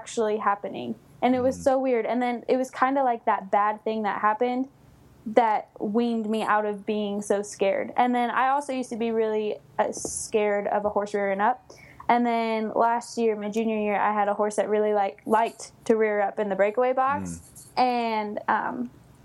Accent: Coleville, California, United States; also born or lived in Los Angeles, California / Douglas High School (Nevada?); I was born in Los Angeles, and then we moved up to Colville, California

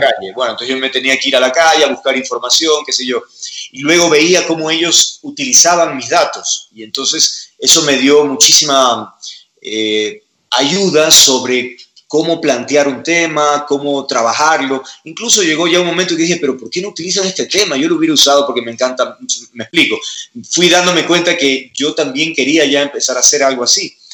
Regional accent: Guayaquil, Guayas, Ecuador; soy de Guayaquil

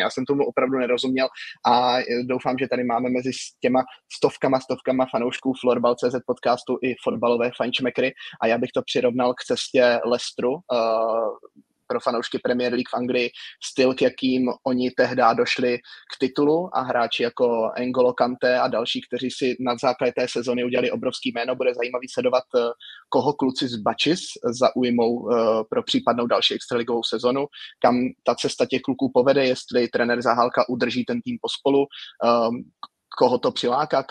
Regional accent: Moravia, Czechia; pro mě jako uh, moravského rodáka

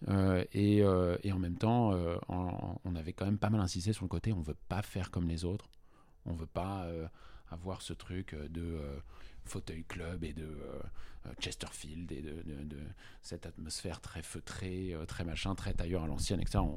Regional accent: Paris, Île-de-France, France; j'ai fait mon collège, lycée à Paris

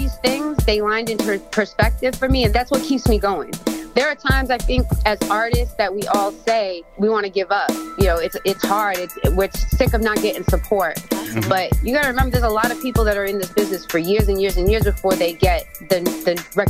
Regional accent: Biloxi, Mississippi, United States; moved away as an adult; now in Brockton, United States; I was going from Biloxi, Mississippi up here to Brockton for a year.

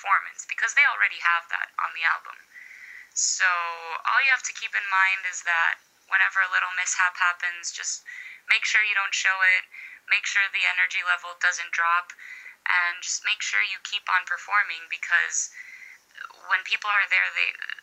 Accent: Chicago, Illinois, United States; I was born and raised in Chicago

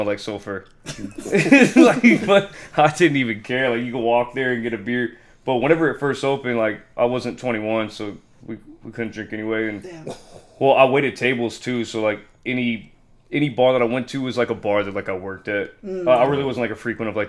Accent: League City, Texas, United States; also born or lived in Kansas City / Houston; I was born in Kansas City, moved to Houston when I was, like, 2. I lived in League City. Well, I lived in Houston for a while until I was like 7. I moved to League City and grew up there

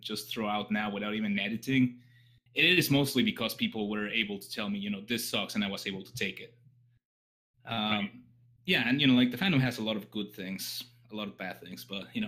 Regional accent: Mexico; also born or lived in Texas / England; But I was born in Texas, grew up in Mexico, and lived in England. So that's why my accent is all messed up.

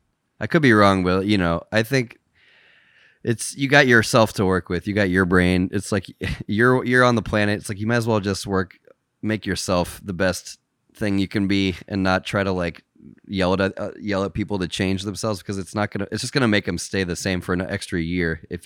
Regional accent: Midwest, United States; moved away; I grew up in the Midwest.

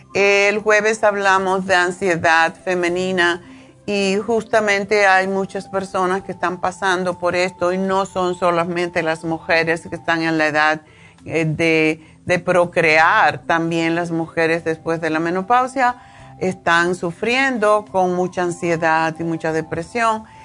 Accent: Cuba; moved away; los cubanos tenemos la, costumbre de bañarnos varias veces al día

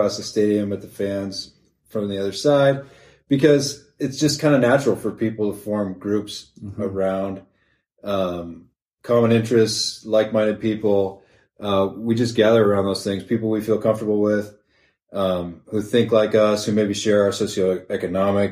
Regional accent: the West Side, Washington, United States; I'm from the West Side

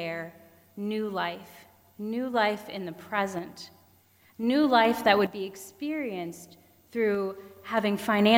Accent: Pennsylvania, United States; moved away; Growing up in Pennsylvania, all our forests were really small

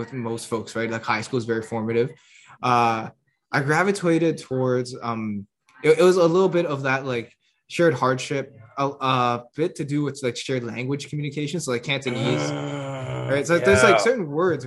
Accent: Toronto, Ontario, Canada; I grew up in South Scarborough, where it was predominantly Filipinos, Sri Lankans, and like, wow, a hint of Italian

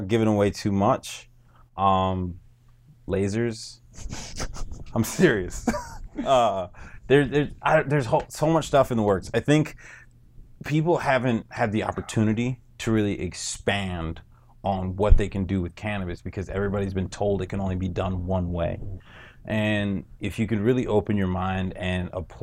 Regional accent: North Miami, Florida, United States; I grew up in North Miami.

